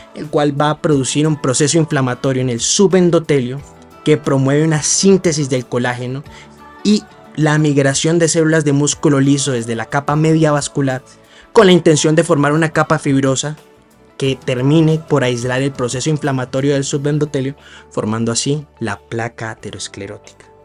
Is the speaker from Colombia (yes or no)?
yes; Medellín, Antioquia, Colombia; moved away; also born or lived in Cali; Nací en Medellín, pero mi estudio de pregrado lo hice en Cali, en la Universidad Libre